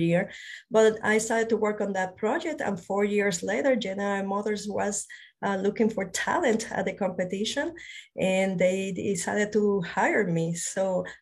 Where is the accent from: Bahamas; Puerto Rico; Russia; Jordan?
Puerto Rico; moved away; also born or lived in Spain; I was born in Spain. I grew up in Puerto Rico. I consider Puerto Rico my home